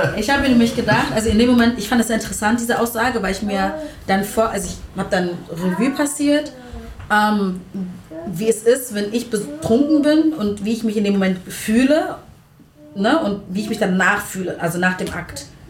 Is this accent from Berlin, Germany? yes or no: yes; Berlin, Germany; wir sind Berliner